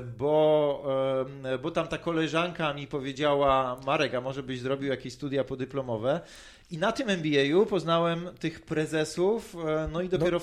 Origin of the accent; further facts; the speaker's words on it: Tarnów, Lesser Poland, Poland; urodziłem się w Tarnowie